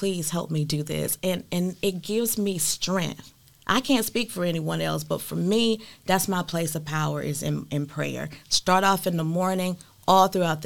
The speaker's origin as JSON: {"language": "English", "town": "Hempstead", "region": "Texas", "country": "United States", "tie": "born or raised there", "said": "go back to my hometown, Hempstead, Texas"}